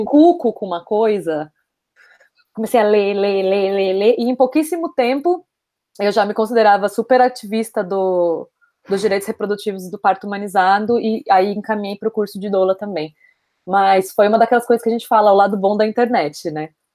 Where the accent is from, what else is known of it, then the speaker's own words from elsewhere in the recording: São Paulo, Brazil; moved away as an adult; now in Barcelona, Spain; moro em Barcelona, é, nasci em São Paulo, vivi quase toda a minha vida em São Paulo.